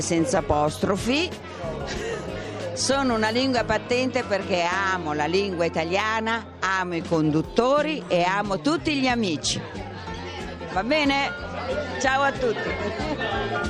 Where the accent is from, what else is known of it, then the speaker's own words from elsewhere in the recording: Rome, Lazio, Italy; sono di Roma